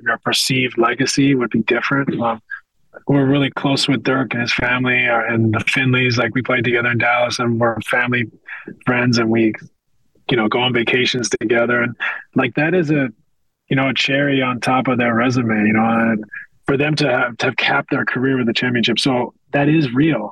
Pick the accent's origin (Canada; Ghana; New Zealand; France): Canada; west coast of Canada; moved away as an adult; I'm a kid from the West Coast of Canada. I didn't have NBA players in my neighborhood